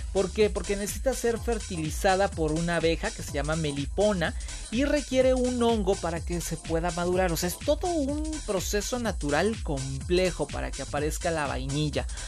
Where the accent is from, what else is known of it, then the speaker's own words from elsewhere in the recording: Veracruz, Mexico; soy orgullosamente veracruzano